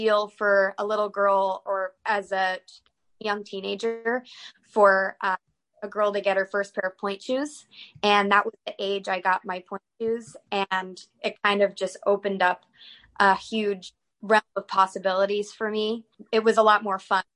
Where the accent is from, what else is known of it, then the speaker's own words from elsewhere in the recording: North Carolina, United States; also born or lived in Northern Virginia; now in Philadelphia, United States; I was born in Philadelphia, but I moved down to North Carolina with my family. So that's kind of where I started ballet and have most of my childhood memories